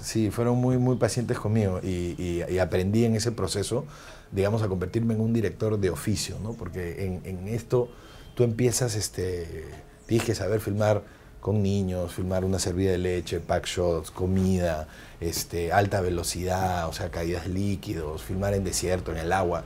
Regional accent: Peru; somos los mismos peruanos

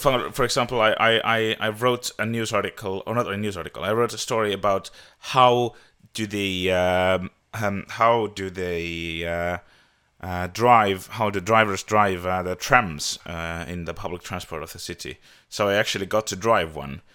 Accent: Tallinn, Harju County, Estonia; I am from Tallinn, Estonia

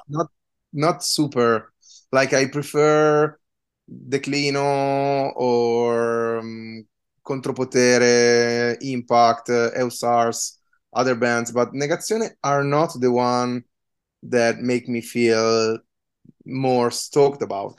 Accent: Trento, Trentino-Alto Adige, Italy; moved away; I come from a small city called Trento, which is in the northeast

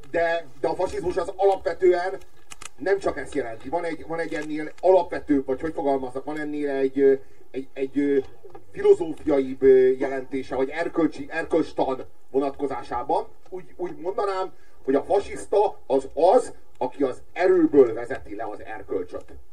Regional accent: Hungary; Magyar vagyok, nem turista.

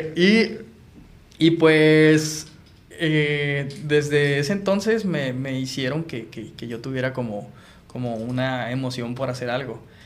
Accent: Sinaloa, Mexico; moved away as an adult; now in Tijuana, Mexico; soy bien sinaloense

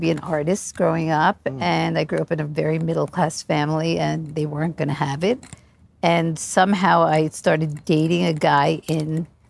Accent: New York, East Coast, United States; I grew up on the East Coast, obviously. I lived in New York for most of my life. And I was lucky enough to move to Chelsea when Chelsea was a very really trendy, cool area, really rock and roll.

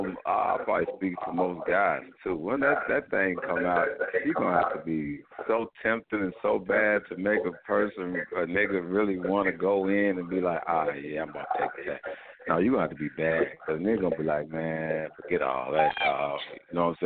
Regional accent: Chicago, Illinois, United States; now in Decatur, United States; I'm actually calling from Decatur, though, via Chicago, though. So I'm always repping Chicago

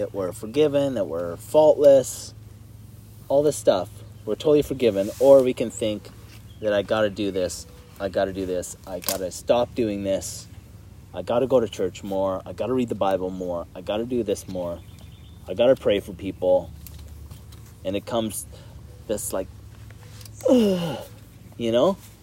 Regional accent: Canada; we're Canadian

